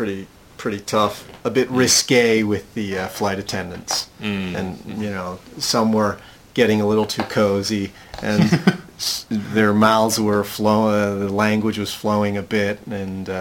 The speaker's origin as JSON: {"language": "English", "country": "United States", "said": "I'm American"}